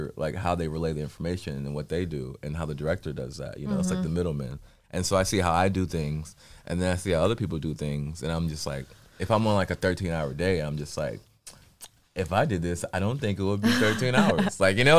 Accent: Inglewood, California, United States; born and raised in California.

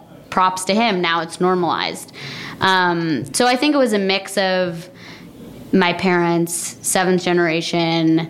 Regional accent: Vermont, United States; also born or lived in New York City, United States; now in New York, United States; I grew up in Vermont

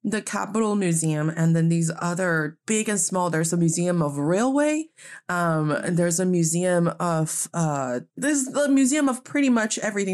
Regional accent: Northeast China, China; now in Beijing, China; I am from the very beautiful northeast part of China

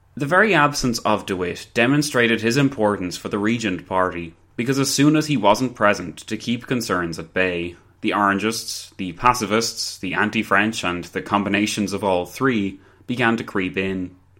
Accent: Ireland; I'm Irish

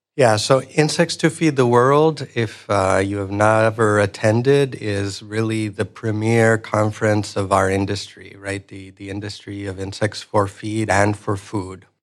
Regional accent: Ecuador; moved away; I'm originally from Ecuador. Um, I grew up in a, a rural area of Ecuador.

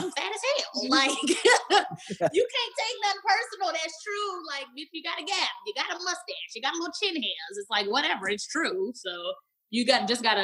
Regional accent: Dallas, Texas, United States; I grew up in Pleasant Grove, the hood of Dallas, Texas.

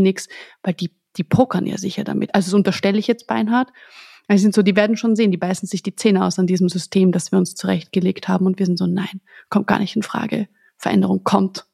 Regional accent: Austria; für mich als Österreicherin

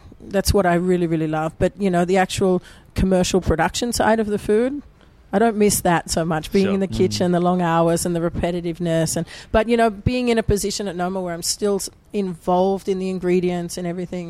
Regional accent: Sydney, New South Wales, Australia; moved away as an adult; also born or lived in Tokyo; now in Copenhagen, Denmark; I was born in Mona Vale in Sydney, mm-hmm. but now all my family have sort of ended up in Brisbane, but I call Sydney home.

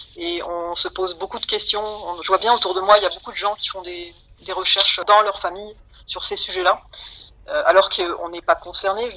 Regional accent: Metz, Grand Est, France; je suis originaire de Metz

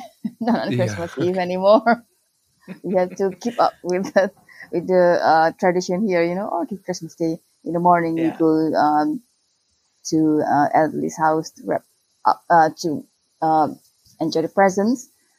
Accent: Klang, Selangor, Malaysia; I'm from Klang. It's like not in Kuala Lumpur. It's like half an hour away from Kuala Lumpur.

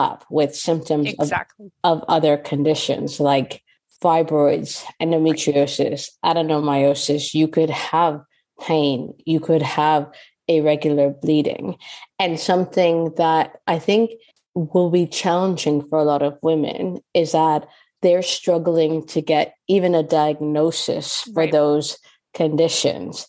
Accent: Canada; now in United Kingdom; I'm Canadian

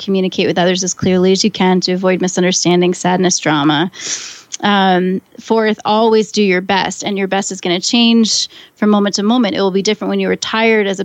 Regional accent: Maine, United States; moved away; I grew up in Maine

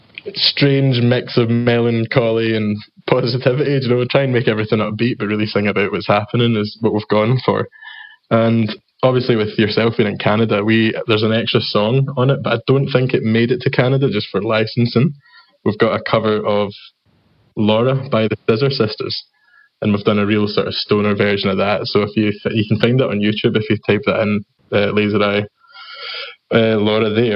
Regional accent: Scotland, United Kingdom; accent: Scottish

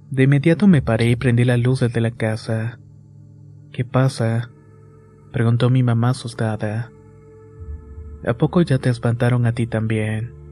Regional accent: Tampico, Tamaulipas, Mexico; Soy originario de Tampico, Tamaulipas y vivo en la famosa colonia Morelos.

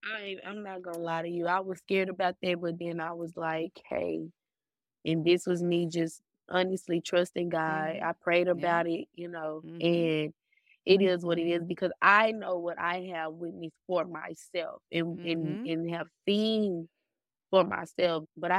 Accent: Dallas, Texas, United States; I'm from Dallas, Texas.

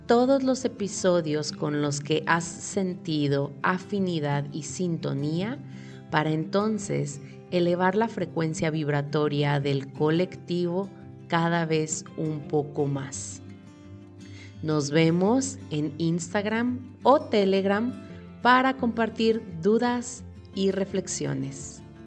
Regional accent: Mexico; moved away as an adult; now in Europe; Ya tengo años viviendo sola en mi propia casa en México

